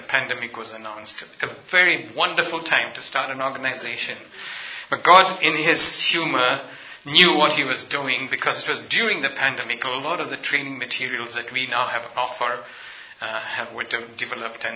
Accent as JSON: {"language": "English", "country": "Ethiopia", "tie": "born or raised there", "also_born_or_lived": "north India", "moved": "yes", "said": "I am ethnically and culturally an Indian, but I grew up in Africa, in Ethiopia"}